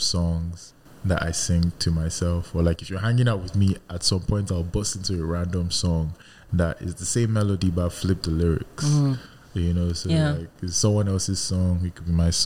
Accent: Nigeria; I'm still a Nigerian.

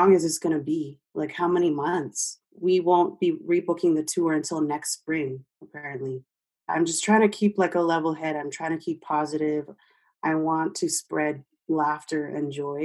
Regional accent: Canada; as a Canadian

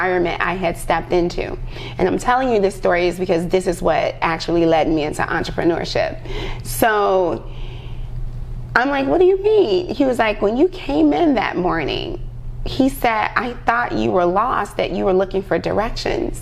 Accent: Chicago, Illinois, United States; I'm from Chicago

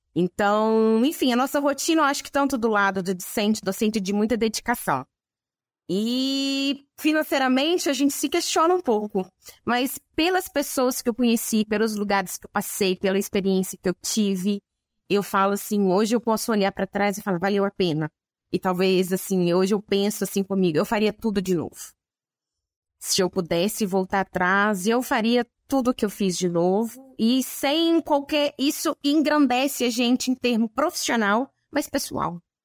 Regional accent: a town in the interior of Minas Gerais, Brazil; eu sou de uma cidade do interior de Minas Gerais, era pertinho de Viçosa

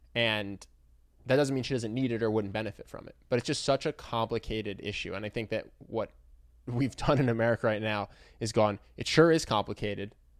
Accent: Philadelphia, Pennsylvania, United States; my hometown

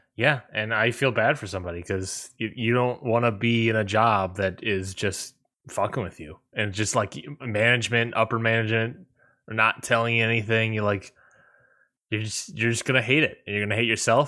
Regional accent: Washington, District of Columbia, United States; in Washington, D C, basically my hometown

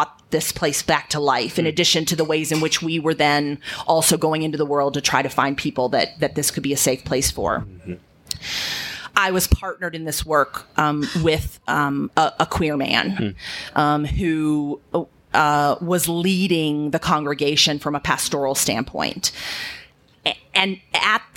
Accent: Virginia, United States; moved away as an adult; also born or lived in Chattanooga, Tennessee; I was living still in Virginia, where I was born and raised

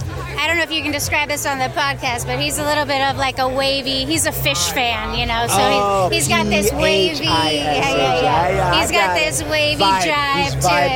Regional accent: Southern California, United States; also born or lived in San Francisco; I'm originally from Southern California, love the beach, love the sunshine, but I was living in San Francisco for quite a while.

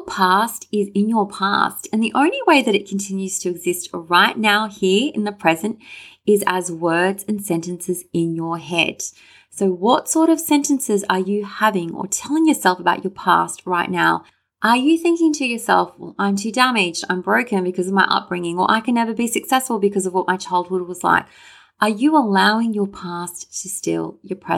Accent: Sydney, New South Wales, Australia; me wishing that I was born in Hawaii rather than Sydney

